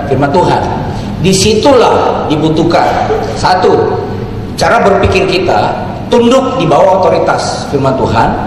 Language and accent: Indonesian; South Sulawesi, Indonesia; Contoh tadi, saya kasih contoh sebagai orang Toraja.